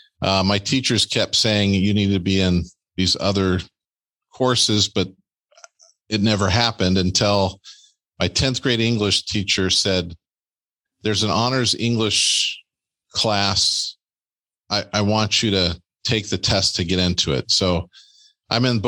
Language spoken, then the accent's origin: English; California, United States; now in Green Bay, United States; I grew up in California